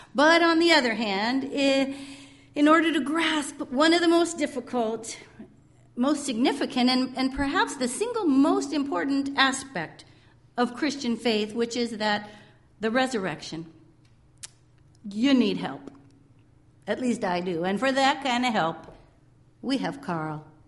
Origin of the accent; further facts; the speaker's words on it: California, United States; moved away; In my California days, some of you know I'm from California